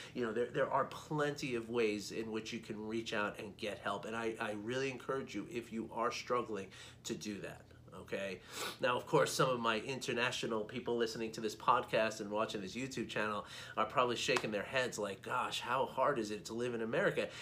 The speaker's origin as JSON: {"language": "English", "town": "New York City", "region": "New York", "country": "United States", "tie": "born or raised there", "said": "I grew up in New York City"}